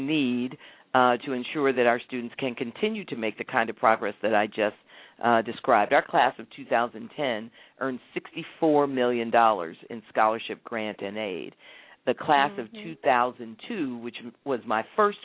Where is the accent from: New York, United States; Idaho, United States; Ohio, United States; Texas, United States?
Ohio, United States; Columbus; When I grew up in Columbus. I have the distinction of growing up in a city that has also allowed me to become superintendent of Columbus